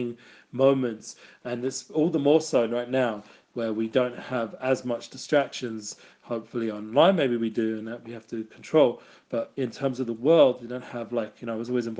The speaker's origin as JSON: {"language": "English", "region": "England", "country": "United Kingdom", "tie": "born or raised there", "said": "I grew up in England"}